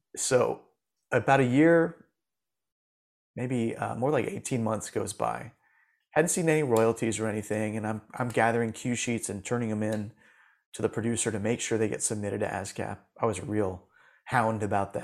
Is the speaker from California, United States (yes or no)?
no; Safety Harbor, Florida, United States; I grew up in Florida, in Safety Harbor, Florida, which is like a little artsy town near Clearwater, uh, across the bay from Tampa